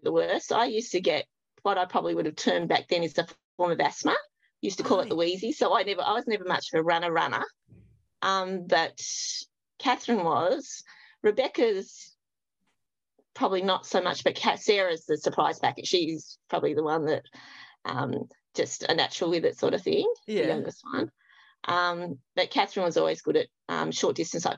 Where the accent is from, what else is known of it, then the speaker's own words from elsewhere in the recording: Launceston, Tasmania, Australia; In Launceston. We lived out Prospect. So, yep, just out that way. Just went to Summerdale Primary School and Prospect High School. Yep, so always been here